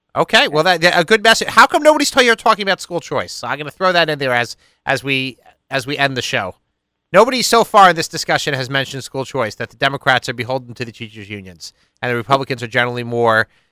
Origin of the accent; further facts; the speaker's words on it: Five Towns, Long Island, New York, United States; the Long Island Five Towns, uh, my hometown